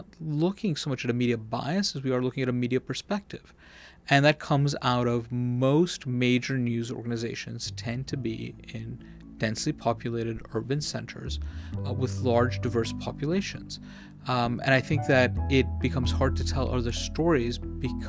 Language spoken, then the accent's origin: English; New York, United States; I'm a guy who was born and raised in New York